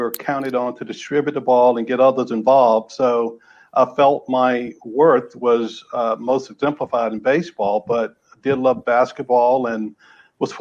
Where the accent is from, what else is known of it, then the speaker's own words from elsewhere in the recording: North Carolina, United States; Born and raised in North Carolina.